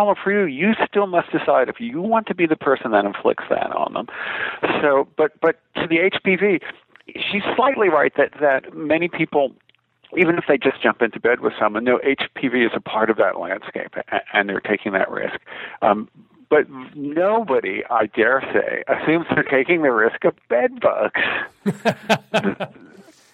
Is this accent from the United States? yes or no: yes; New York, United States; I'm from New York State